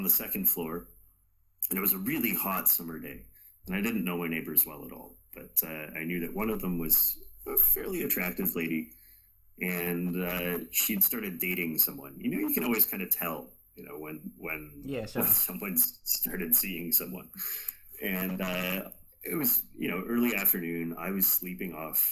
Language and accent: English; Canada; as a Canadian